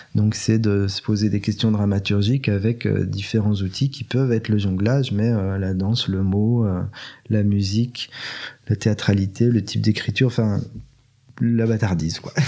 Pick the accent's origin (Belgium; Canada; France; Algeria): Belgium; je suis, je suis belge, mais d'une famille juive